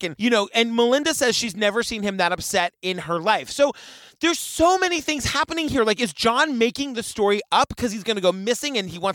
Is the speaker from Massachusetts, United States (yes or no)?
yes; Yarmouth, Massachusetts, United States; I'm from Massachusetts